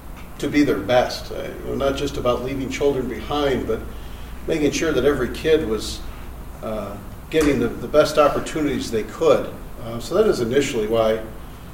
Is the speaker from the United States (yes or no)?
yes; Jamestown, United States; I'm from Jamestown